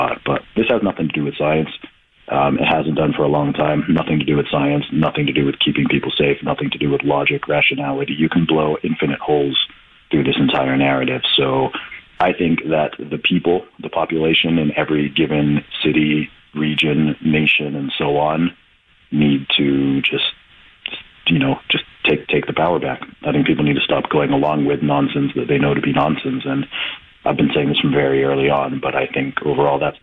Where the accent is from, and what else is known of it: England, United Kingdom; moved away